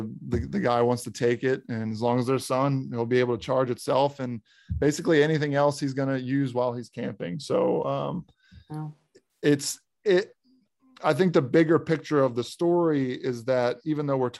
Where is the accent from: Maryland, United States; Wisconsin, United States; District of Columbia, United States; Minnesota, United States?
Maryland, United States; I'm from Maryland